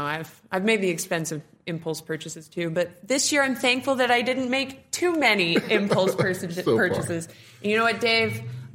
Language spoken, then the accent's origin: English; Nebraska, United States; Well, I'm from Nebraska myself